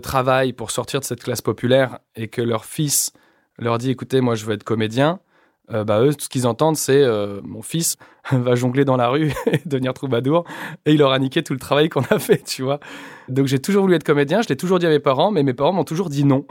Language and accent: French; Échirolles, Auvergne-Rhône-Alpes, France; j'ai grandi en cité à Échirol, dans la banlieue de Grenoble